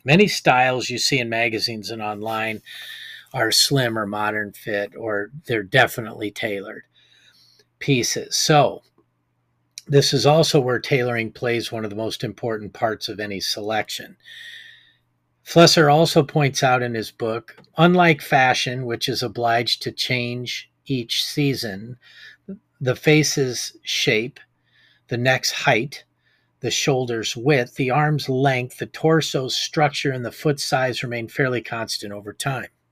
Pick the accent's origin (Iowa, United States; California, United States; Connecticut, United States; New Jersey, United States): Iowa, United States; my hometown here in Iowa